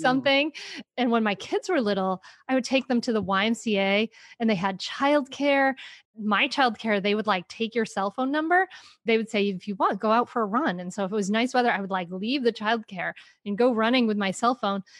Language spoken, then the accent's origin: English; Rhode Island, United States; moved away as an adult; now in Delaware, United States; I grew up in Rhode Island